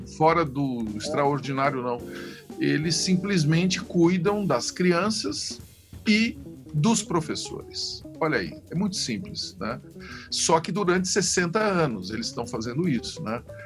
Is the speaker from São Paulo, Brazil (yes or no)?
yes; Ituverava, São Paulo, Brazil; eu sou um cara que tenho raízes no interior do Brasil, é, mais especificamente no interior de São Paulo, em Ituverava